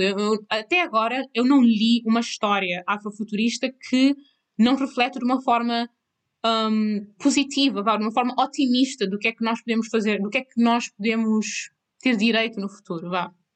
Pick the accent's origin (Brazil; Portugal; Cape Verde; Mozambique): Cape Verde; moved away; eu também nasci em Cabo Verde. E nasci em Cabo Verde. Eu cresci em Cabo Verde